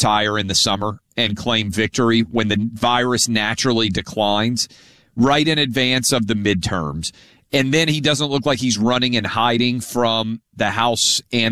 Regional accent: Nashville, Tennessee, United States; my hometown of Nashville

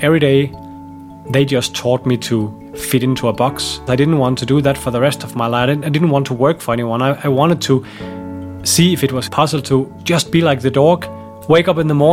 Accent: Denmark; I grew up in Denmark in the countryside on a small farm with my mom and dad.

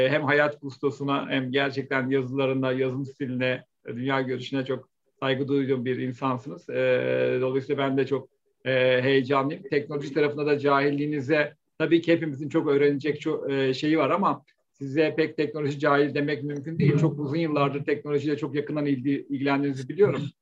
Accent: Gölcük, Kocaeli, Turkey; also born or lived in Istanbul; Tabii ben 4 e, Ekim 72 İstanbul doğumluyum. E, babam bir deniz subayıydı. Onun için e, Gölcük'e taşındık 1975 yılında ve 17 yıl orada kaldım.

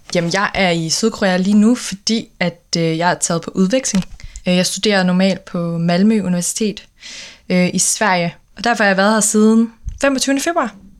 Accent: Aarhus, Central Denmark Region, Denmark; moved away as an adult; now in Copenhagen, Denmark; Jeg er fra Aarhus øh, oprindeligt, men bor øh, normalt i København

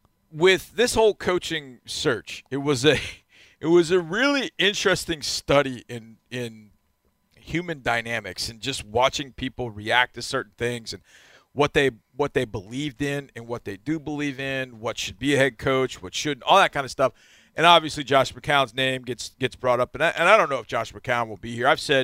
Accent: Texas, United States; feeling great pride in being the Texans' head coach as a Texan

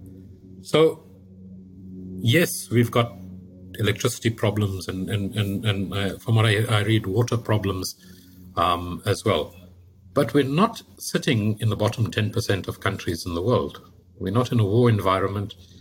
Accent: South Africa; as a South African

